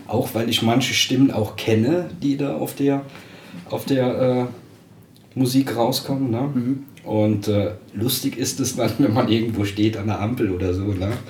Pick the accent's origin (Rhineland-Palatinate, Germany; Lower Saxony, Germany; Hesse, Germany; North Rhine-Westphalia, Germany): Rhineland-Palatinate, Germany; Dickenschied; ich bin aus dem Hunsrück, aus Dickenschied.